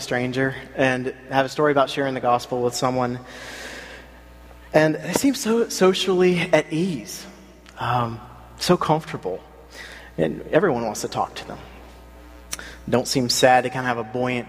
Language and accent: English; South Carolina, United States; now in Philadelphia, United States; I grew up in South Carolina